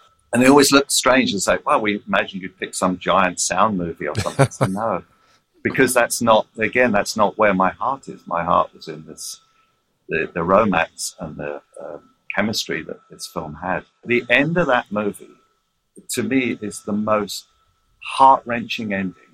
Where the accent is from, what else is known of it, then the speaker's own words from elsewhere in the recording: London, United Kingdom; now in Los Angeles, United States; I'm basically, you know, born and bred in London and I live in Los Angeles